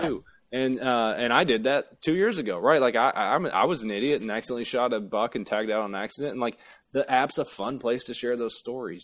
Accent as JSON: {"language": "English", "region": "Appalachia", "country": "United States", "said": "I really am from a holler, um, in, in Appalachia"}